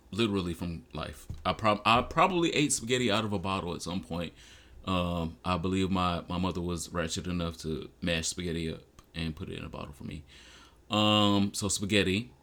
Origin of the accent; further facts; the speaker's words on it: Detroit, Michigan, United States; I'm from Detroit